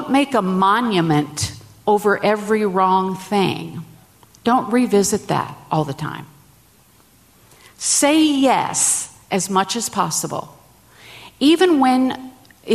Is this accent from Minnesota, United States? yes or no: yes; Minnesota, United States; I'm from Minnesota